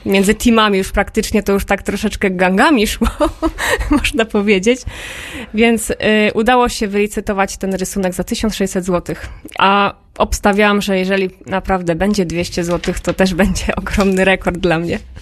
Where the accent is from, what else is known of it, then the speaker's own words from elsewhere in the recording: Toruń, Kuyavian-Pomeranian Voivodeship, Poland; moved away; also born or lived in Podhale; I w Toruniu właśnie się urodziłam ja